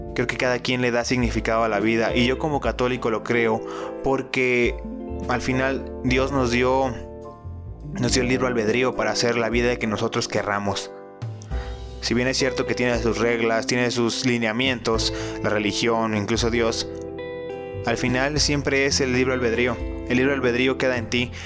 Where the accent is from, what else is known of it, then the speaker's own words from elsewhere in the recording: Nayarit, Mexico; now in Jalisco, Mexico; yo soy de Nayarit y pues he estado en varios lugares de Nayarit, pero vivo en Jalisco